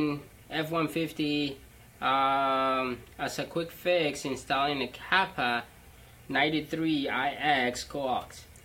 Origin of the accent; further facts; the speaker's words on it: Chicago, Illinois, United States; All right, hey guys, I'm from Chicago.